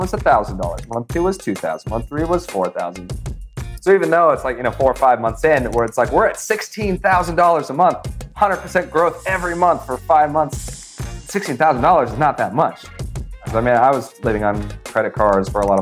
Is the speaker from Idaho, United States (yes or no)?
yes; Idaho, United States; now in New York, United States; here in New York where I live now, when people find out I'm from Idaho